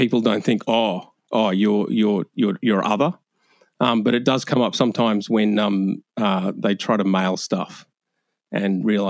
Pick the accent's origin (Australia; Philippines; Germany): Australia